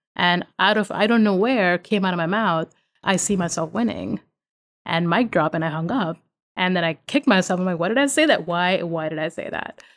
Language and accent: English; India; moved away as an adult; now in Virginia, United States; I'm Indian